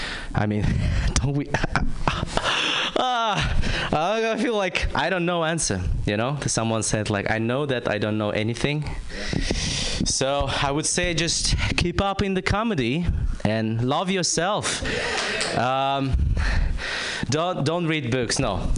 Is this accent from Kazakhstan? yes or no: yes; Kazakhstan; English is a second language; I'm from Kazakhstan.